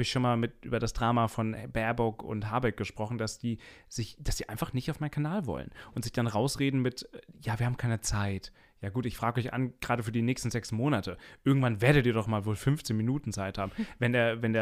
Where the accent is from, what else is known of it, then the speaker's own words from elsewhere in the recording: Rhineland-Palatinate, Germany; ich komme ja eigentlich aus den Tiefen von Rheinland-Pfalz, irgendeiner so Höhle, da ist äh, die SCH-CH-Schwäche ganz stark zu hören.